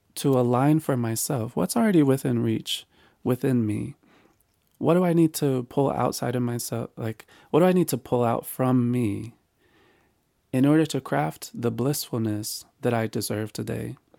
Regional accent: North Carolina, United States; this is where I was raised in North Carolina

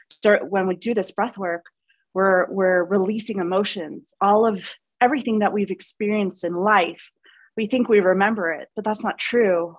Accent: Long Island, New York, United States; I grew up in New York. I grew up on Long Island, just like so aware and conscious of my voice.

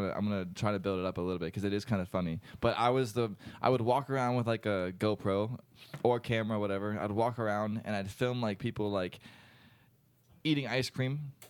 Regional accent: Virginia, United States; moved away as an adult; also born or lived in Orlando, Florida; now in Winter Park, United States; I grew up around here.

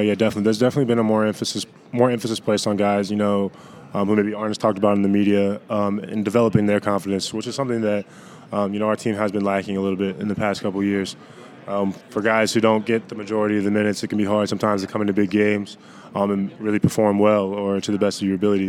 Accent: Central Virginia, United States; moved away as an adult; also born or lived in California; now in Chapel Hill, United States; I'm a farm boy. I grew up on a farm in Central Virginia, so it's like three hours away

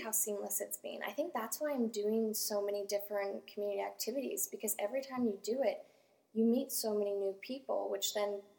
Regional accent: Canada; in Canada.

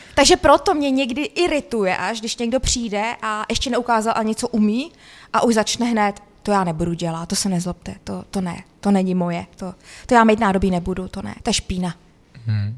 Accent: Humpolec, Vysočina Region, Czechia; also born or lived in Austria; Já jsem přímo z Humpolce

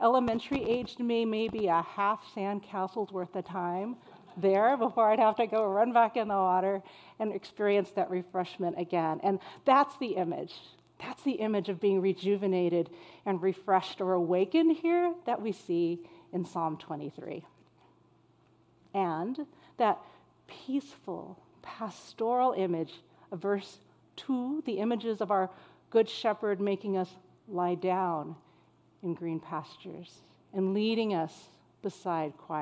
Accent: El Centro, California, United States; moved away; I grew up in Southern California, in the desert city of El Centro

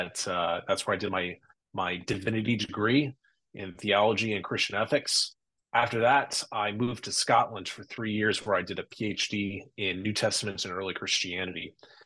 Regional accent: Burkina Faso; also born or lived in Mali / Ivory Coast; I was in Burkina Faso, Mali, and Ivory Coast, all the way in Western Africa. So I spent most of my childhood there.

